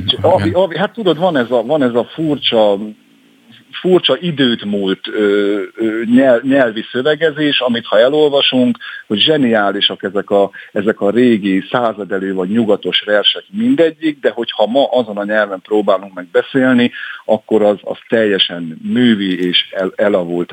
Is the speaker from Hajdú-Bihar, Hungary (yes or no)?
yes; Hajdú-Bihar, Hungary; accent: Hajdúság; rajtam a beszédemen is hallatszik, hogy na ez egy hajdúsági gyerek